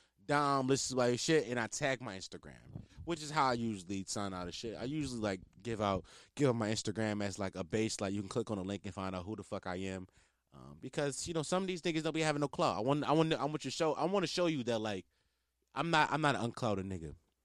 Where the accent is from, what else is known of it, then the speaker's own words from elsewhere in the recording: Philadelphia, Pennsylvania, United States; We from the same city, gang. I'm from Philly, you from Philly.